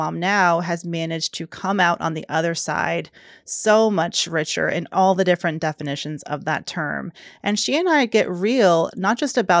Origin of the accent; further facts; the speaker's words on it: Georgia, United States; Dasha recently moved to my home state, Georgia